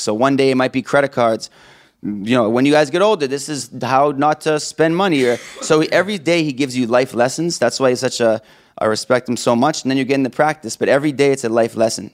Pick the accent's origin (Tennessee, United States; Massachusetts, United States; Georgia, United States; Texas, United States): Massachusetts, United States; Boston; also born or lived in New Hampshire; I grew up in the Boston area, went to Trinity High School